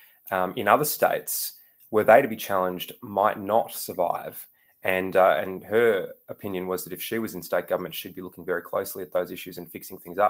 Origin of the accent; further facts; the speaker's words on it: Melbourne, Victoria, Australia; I'm from Melbourne